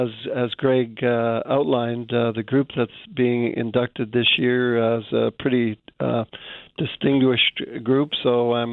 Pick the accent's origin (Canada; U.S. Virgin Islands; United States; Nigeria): Canada; Hamilton, Ontario; moved away as an adult; now in Manitoba, Canada; I was born in southern Ontario, grew up around Hamilton.